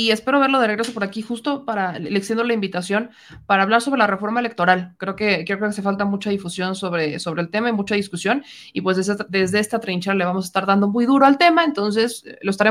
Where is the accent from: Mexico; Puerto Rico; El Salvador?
Mexico; Puebla; soy poblana